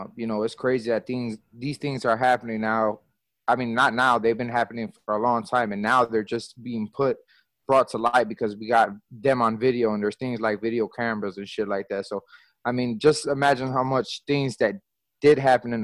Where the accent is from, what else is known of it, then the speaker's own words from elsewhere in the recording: Wisconsin, United States; moved away; also born or lived in Milwaukee; I'm from Wisconsin. I lived out there for a little bit in Milwaukee, so you know, I got roots out there as well.